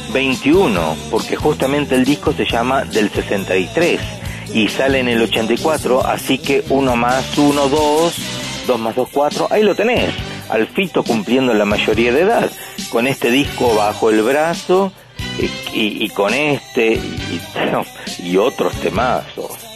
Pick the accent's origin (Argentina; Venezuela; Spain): Argentina; Pehuajó, Buenos Aires Province; accent: pampeano; mi acento de Peguajó